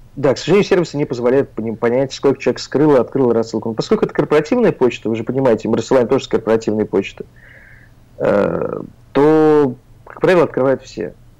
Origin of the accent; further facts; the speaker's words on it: Oryol, Oryol Oblast, Russia; moved away; я из Орла, в Орле мы многое не знали